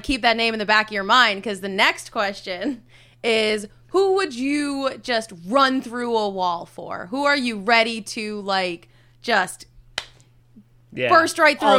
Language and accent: English; Minnesota, United States; I grew up in Minnesota.